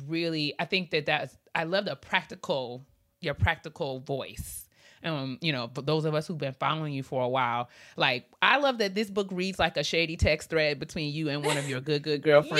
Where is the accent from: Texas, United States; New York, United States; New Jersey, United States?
New York, United States; I'm from New York